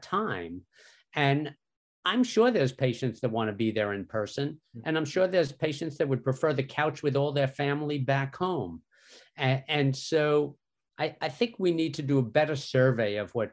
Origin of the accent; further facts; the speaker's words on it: New York, United States; moved away as an adult; now in Philadelphia, United States; I grew up in New York.